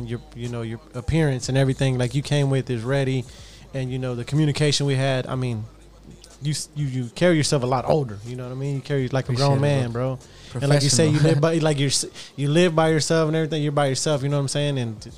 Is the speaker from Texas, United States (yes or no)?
yes; Houston, Texas, United States; Say from Southeast, baby. Southeast Houston, baby. That's, we got that Houston love, baby.